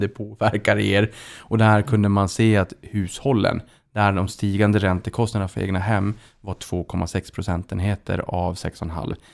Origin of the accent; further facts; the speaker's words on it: Boden, Norrbotten County, Sweden; Jag är själv från Boden